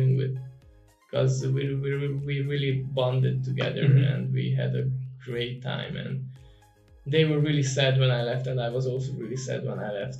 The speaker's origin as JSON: {"language": "English", "country": "Romania", "also_born_or_lived": "Netherlands", "moved": "as an adult", "said": "I moved out from Romania and I went to the Netherlands."}